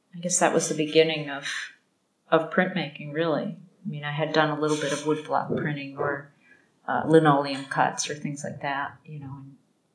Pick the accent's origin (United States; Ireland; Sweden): United States; Rochester, New York; moved away as an adult; also born or lived in Connecticut; now in Kyoto, Japan; Yeah, I grew up in Rochester, New York.